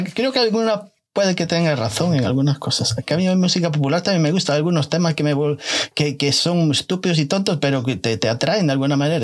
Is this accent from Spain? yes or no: yes; Galicia, Spain; soy gallego